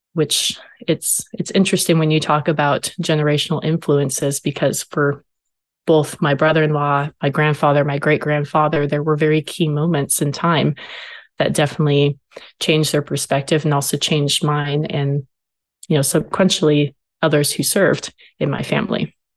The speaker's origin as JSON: {"language": "English", "town": "Marysville", "region": "Washington", "country": "United States", "moved": "yes", "lives_now": "Fort Hood, United States", "said": "So I'm originally from Washington State, from a very small town called Marysville"}